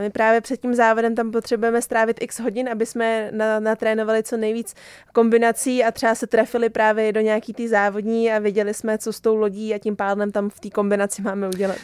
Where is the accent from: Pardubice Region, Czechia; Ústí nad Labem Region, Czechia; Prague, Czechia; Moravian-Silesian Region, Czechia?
Ústí nad Labem Region, Czechia; Roudnice nad Labem; já jsem vlastně rodě, do, rodačka z Roudnice